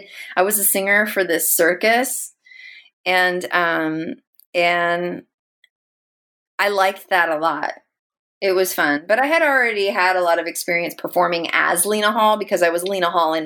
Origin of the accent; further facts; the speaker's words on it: Philippines; my name was so Spanish, and I am Spanish Filipino, but I do not look it.